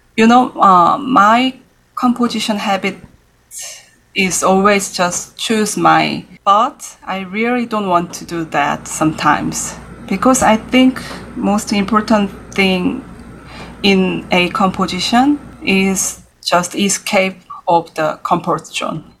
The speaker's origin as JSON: {"language": "English", "region": "Seoul", "country": "South Korea", "tie": "born or raised there", "moved": "as an adult", "lives_now": "New York City, United States", "said": "I was born in Seoul, yes, in 1983"}